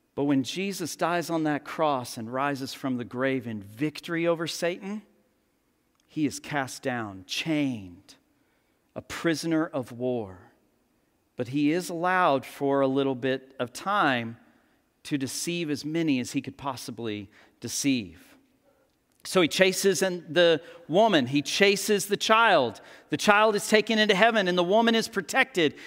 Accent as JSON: {"language": "English", "region": "Texas", "country": "United States", "tie": "born or raised there", "said": "Born and raised in Texas"}